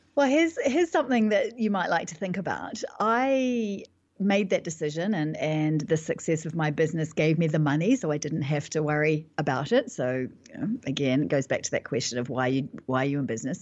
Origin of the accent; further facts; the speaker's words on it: New Zealand; moved away as an adult; now in London, United Kingdom; I live in London, but I'm actually from New Zealand, and, and I've been living in, in London for the last, uh, ten years approximately